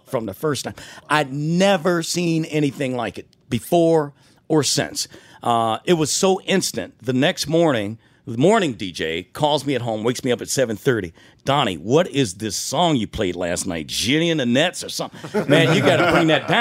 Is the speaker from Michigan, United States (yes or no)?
yes; Detroit, Michigan, United States; Growing up in Detroit